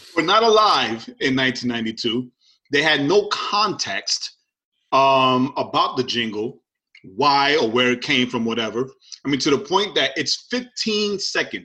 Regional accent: New York City, New York, United States; growing up in liberal New York City

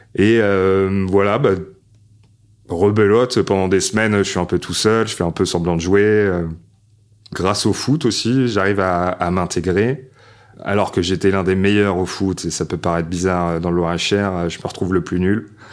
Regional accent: Paris, Île-de-France, France; also born or lived in Loir-et-Cher; je commence en septembre dans une école juste à côté du périph, dans le 12e arrondissement, Porte de Vincennes, école La Mauricière

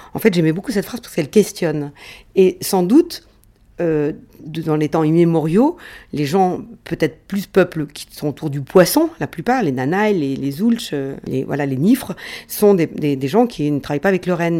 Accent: France; quand on vient de, de France

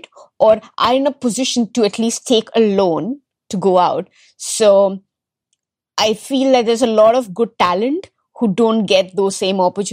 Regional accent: Delhi, India; also born or lived in Kerala; I was largely born, brought up in Delhi

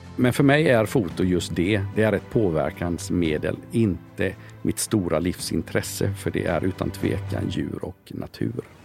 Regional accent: Sweden; also born or lived in Denmark; Jag är född i Danmark. De första åren är jag uppväxt i Danmark. Flyttade till Sverige, gått i skola i Sverige

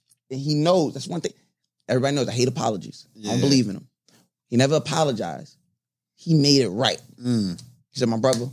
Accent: Long Island, New York, United States; also born or lived in Brooklyn; I grew up on Long Island. Obviously, I'm a Brooklyn nigga at heart. My father's from Gowanus. I've been out here on and off all my life.

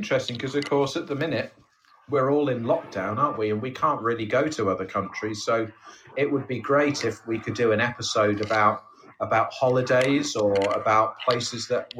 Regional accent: England, United Kingdom; we're both from England.

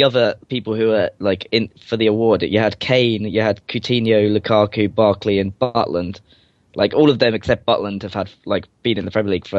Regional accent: England, United Kingdom; As an Englishman

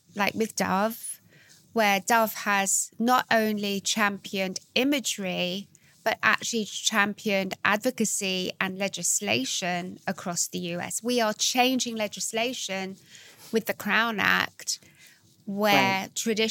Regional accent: London, United Kingdom; also born or lived in New York; I'm half American, so I was brought up between here in London and New York.

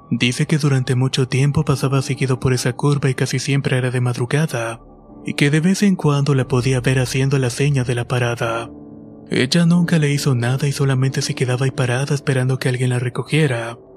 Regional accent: State of Mexico, Mexico; Soy del Estado de México y trabajo como coordinador en una empresa transportista.

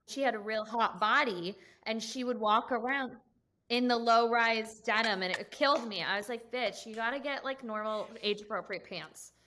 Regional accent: Los Angeles, California, United States; I am from Los Angeles

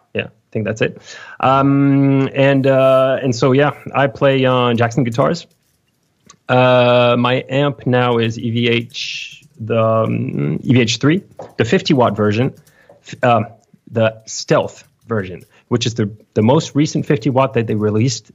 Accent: Lyon, Auvergne-Rhône-Alpes, France; I'm from Lyon, France

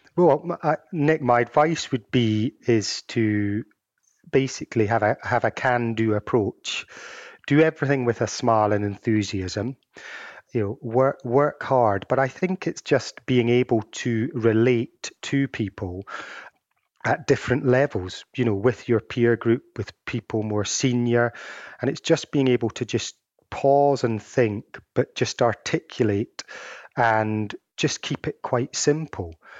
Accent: Edinburgh, Scotland, United Kingdom; moved away; also born or lived in Glasgow; my hometown of, uh, Edinburgh

